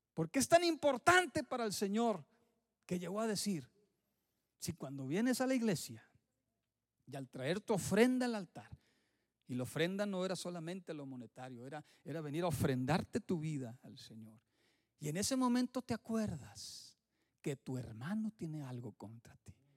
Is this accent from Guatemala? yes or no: no; Mexico; moved away; en mi tierra sí sucede